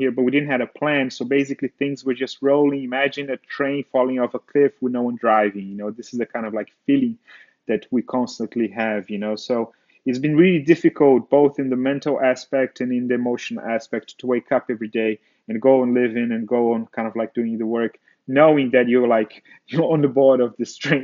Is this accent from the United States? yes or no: no; Brazil; growing up in Brazil